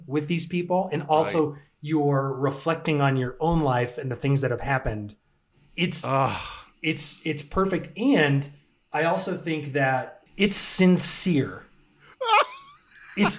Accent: Massachusetts, United States; I'm from Massachusetts

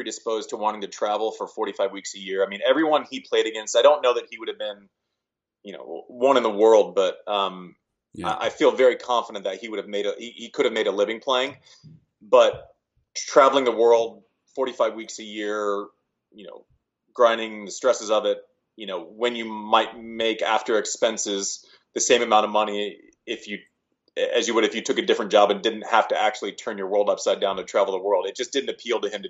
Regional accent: Nebraska, United States; I was born in Nebraska

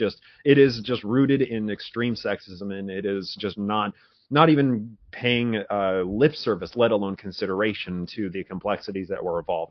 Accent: Utah, United States; moved away as an adult; also born or lived in Colorado; And, you know, I grew up in Utah. I got out, you know, when I was 21, I think I moved to Colorado

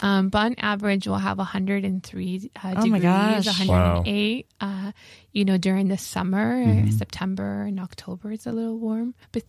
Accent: Los Angeles, California, United States; So we're both Angelenos, born and raised in Los Angeles.

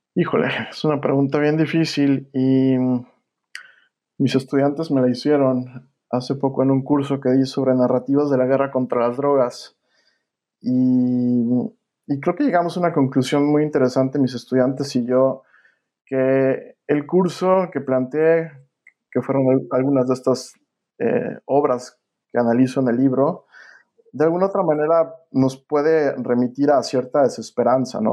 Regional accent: Mexico; also born or lived in Villanova, Pennsylvania, United States; now in United States

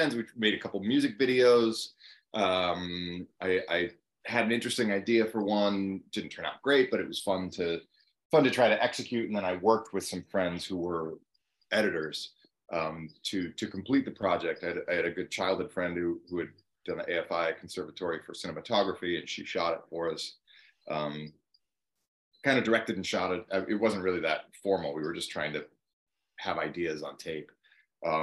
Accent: Cleveland, Ohio, United States; moved away as an adult; now in Los Angeles, United States; my hometown of Cleveland

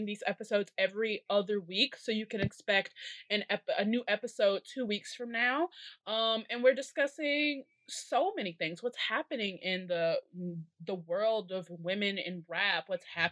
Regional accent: Chicago, Illinois, United States; I'm from Chicago

